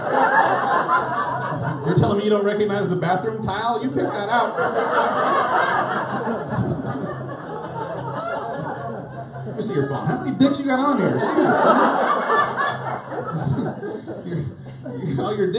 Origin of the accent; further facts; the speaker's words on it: McAllen, Texas, United States; I'm a native Texan, born and raised in McAllen, Texas. I'm from the Rio Grande Valley